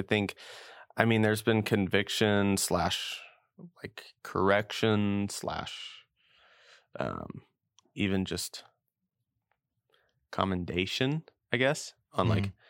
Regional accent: New Mexico, United States; also born or lived in Indiana; I'm from New Mexico.

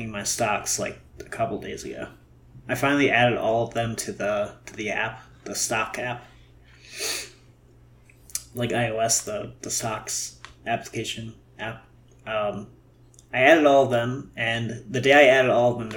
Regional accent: Milwaukee, Wisconsin, United States; now in Los Angeles, United States; back home

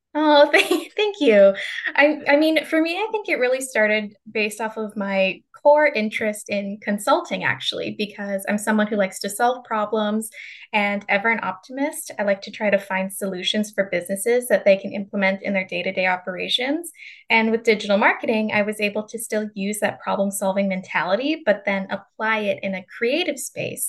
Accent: Calgary, Alberta, Canada; moved away; I'm from Calgary, Canada, and that's where I did my undergraduate degree

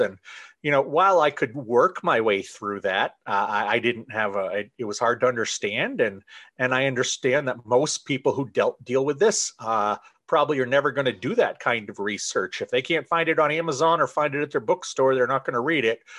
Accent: Central Maine, United States; I am from Central Maine. I have lived here most of my life

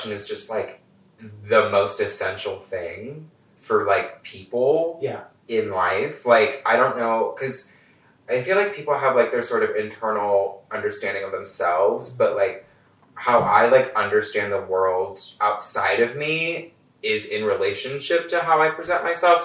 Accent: Indiana, United States; moved away as an adult; also born or lived in Michigan; now in Chicago, United States; Born in Michigan, semi-raised in Indiana

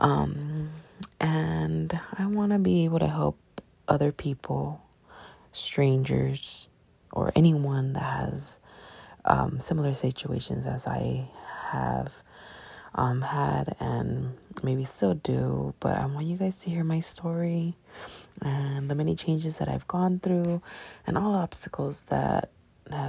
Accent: Long Beach, California, United States; I'm from Long Beach, California

